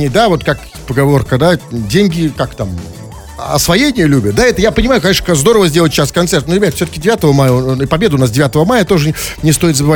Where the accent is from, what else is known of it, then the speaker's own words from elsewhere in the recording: Chelyabinsk, Chelyabinsk Oblast, Russia; Мы же на чье, на чье? Мы на Челябы из Челябинска.